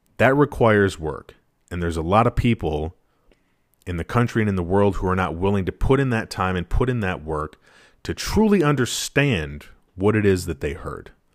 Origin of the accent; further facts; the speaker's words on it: Wisconsin, United States; having been born and raised in Wisconsin